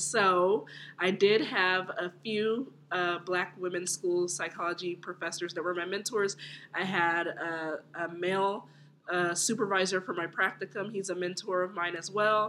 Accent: Upland, California, United States; also born or lived in Los Angeles, California; I was born in L.A., but I was raised in Upland, California, which is very suburban

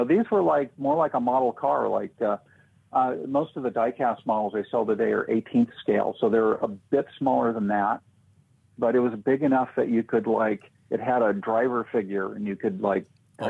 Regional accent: Los Angeles, California, United States; also born or lived in Indianapolis, Indiana; I grew up in Southern California, in a part north of LA called Studio City, which amazingly has movie studios in it. So kind of in a very upper middle class area.

